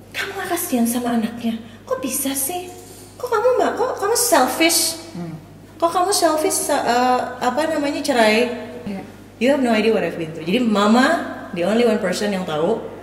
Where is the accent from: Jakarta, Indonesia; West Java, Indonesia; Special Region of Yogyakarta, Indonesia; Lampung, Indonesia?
West Java, Indonesia; Cimahi; moved away; ibu saya di Cimahi lagi-lagi di kota kelahiran saya